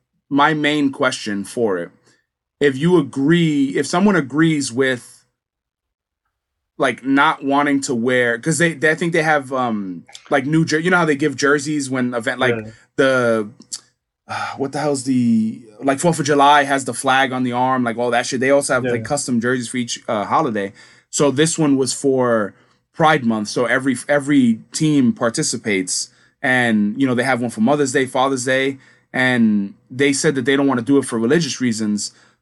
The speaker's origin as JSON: {"language": "English", "country": "Dominican Republic", "said": "I'm from Dominican Republic, I don't want to wear a fucking US flag"}